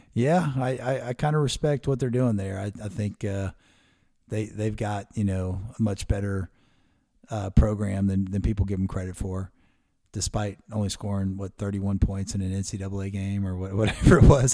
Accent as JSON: {"language": "English", "region": "Maryland", "country": "United States", "tie": "born or raised there", "moved": "yes", "said": "I grew up in Maryland"}